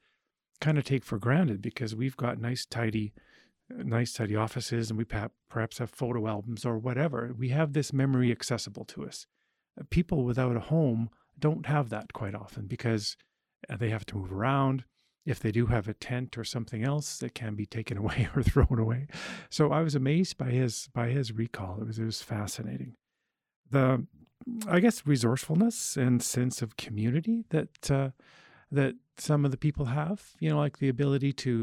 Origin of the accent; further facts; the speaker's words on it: Edmonton, Alberta, Canada; I grew up around Edmonton